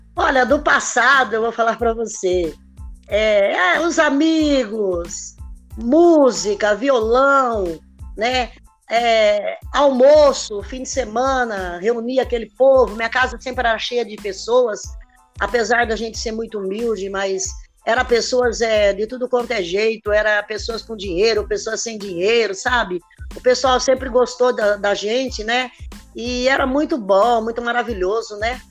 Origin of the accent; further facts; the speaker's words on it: Limeira, São Paulo, Brazil; sou de Limeira